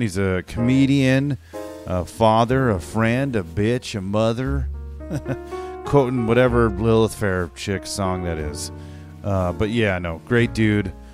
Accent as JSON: {"language": "English", "town": "Chino", "region": "California", "country": "United States", "tie": "born or raised there", "also_born_or_lived": "Fresno", "said": "I moved from Fresno at four to, to Chino"}